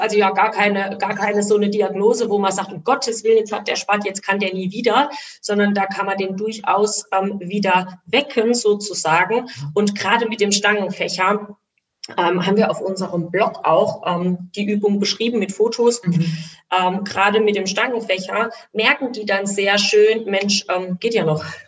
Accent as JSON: {"language": "German", "region": "Rhineland-Palatinate", "country": "Germany", "said": "ich bin Pfälzer, deswegen sage ich immer Gaul"}